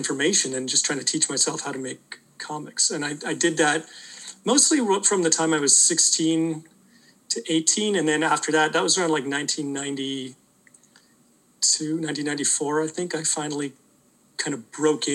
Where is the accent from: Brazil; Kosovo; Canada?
Canada; Welland, Ontario; I grew up in like a rural area near Niagara Falls. It's in a city called Welland